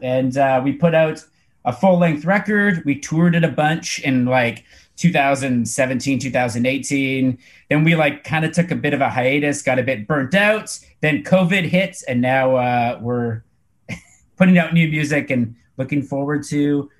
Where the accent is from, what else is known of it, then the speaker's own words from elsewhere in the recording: Canada; We're from Canada. Most of us live in Vancouver. One of us lives in Toronto.